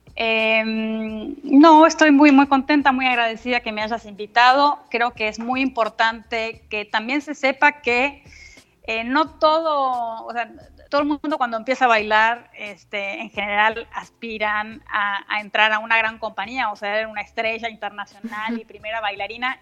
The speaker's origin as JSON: {"language": "Spanish", "country": "Argentina", "moved": "yes", "said": "somos argentinos, solo nosotros dos"}